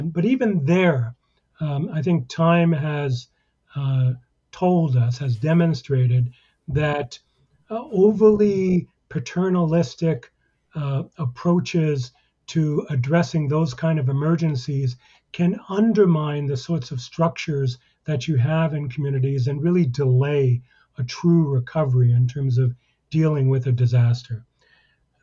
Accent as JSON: {"language": "English", "country": "United States", "said": "I'm an American"}